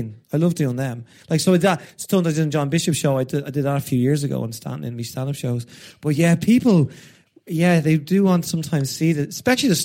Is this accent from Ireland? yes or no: yes; Ireland; I'm so Irish